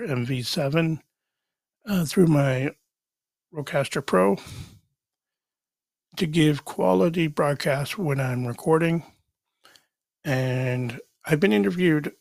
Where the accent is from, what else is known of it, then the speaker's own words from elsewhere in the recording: Canada; I am Canadian